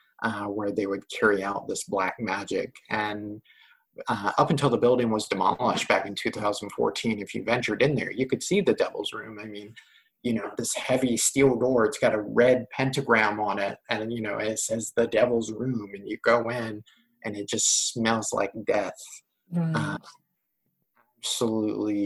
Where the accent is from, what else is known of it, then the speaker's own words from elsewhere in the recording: hometown with Horn Harbor, Virginia, United States; other places in my hometown